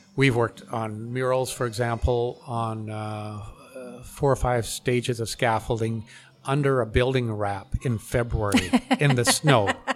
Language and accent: English; White Rock, British Columbia, Canada; I'm from yeah. White Rock, so I've done some murals in White Rock. Ah, yeah. the city has brought me in to do some couple projects there, but yeah, yeah that's where I grew up